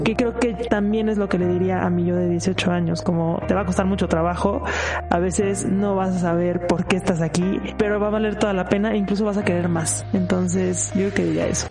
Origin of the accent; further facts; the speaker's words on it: Mexico; yo soy mexicana